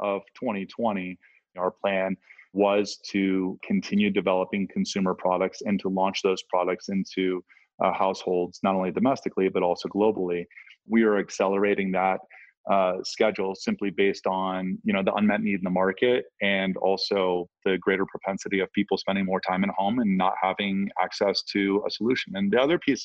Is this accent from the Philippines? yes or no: no; Ohio, United States; I'm from Ohio